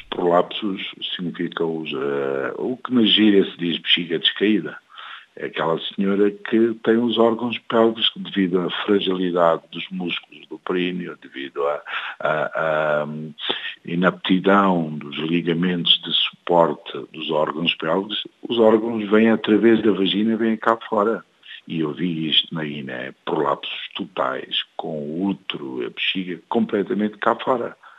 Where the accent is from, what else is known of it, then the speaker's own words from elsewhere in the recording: Guinea-Bissau; um país onde eu sou originário, da Guiné-Bissau